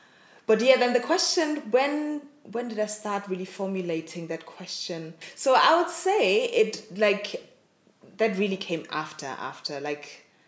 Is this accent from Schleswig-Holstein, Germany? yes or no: no; Mönchengladbach, North Rhine-Westphalia, Germany; now in Berlin, Germany; I was born and raised in Mönchengladbach, a small town in Nordrhein-Westphalia near Düsseldorf. My parents are from Ghana. And been living now back in Germany for the past 2 years now. I'm in Berlin.